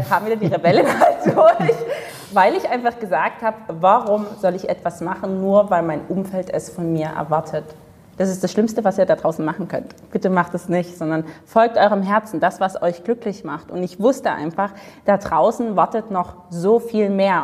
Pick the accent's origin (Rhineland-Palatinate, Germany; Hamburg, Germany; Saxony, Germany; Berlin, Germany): Saxony, Germany; Dresden; Also ich komme aus Dresden, im stillen Osten von Deutschland